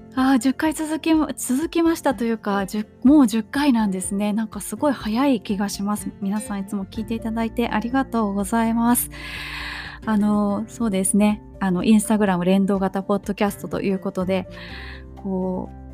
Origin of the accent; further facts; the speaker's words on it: Japan; 地震の多い国で生まれ育った私